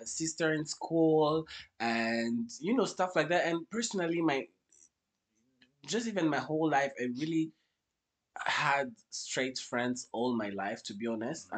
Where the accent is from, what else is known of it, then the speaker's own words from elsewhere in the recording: Kigali, Rwanda; I was born and raised in Rwanda, so I'm a Kigali